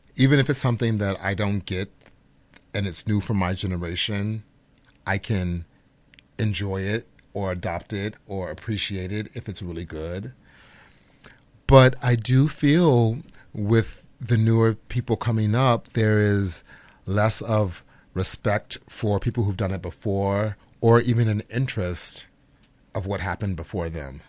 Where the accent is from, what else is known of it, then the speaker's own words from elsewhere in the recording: Chicago, Illinois, United States; I'm from Chicago, Illinois, so which is the birth and home of Frank Lloyd Wright. Growing up in Chicago